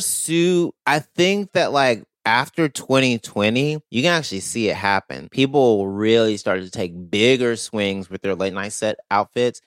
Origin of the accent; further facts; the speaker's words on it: the South, United States; I'm a millennial who grew up in the South